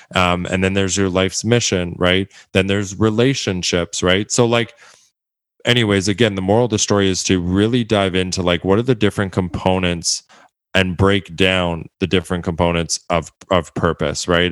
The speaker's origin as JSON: {"language": "English", "town": "Edmonton", "region": "Alberta", "country": "Canada", "tie": "born or raised there", "said": "my hometown, my home city, Edmonton, Alberta, Canada"}